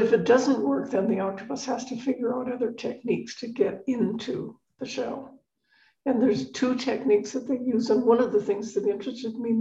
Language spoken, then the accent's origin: English; Victoria, British Columbia, Canada; moved away; also born or lived in Boston; I grew up in Victoria on the west coast of Canada